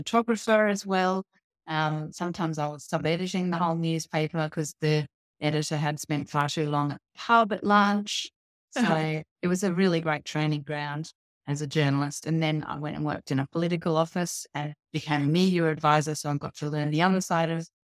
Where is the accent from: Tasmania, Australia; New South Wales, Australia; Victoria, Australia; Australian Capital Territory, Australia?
New South Wales, Australia; Sydney; now in Cairns, Australia; I grew up in Western Sydney